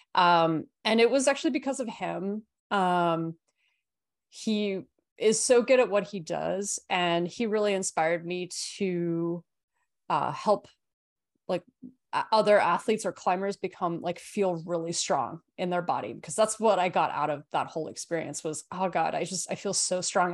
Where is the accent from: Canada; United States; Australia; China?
Australia; I grew up in Australia